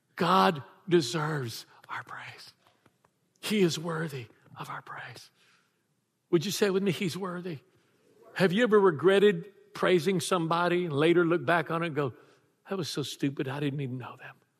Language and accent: English; Texas, United States; I was raised in Texas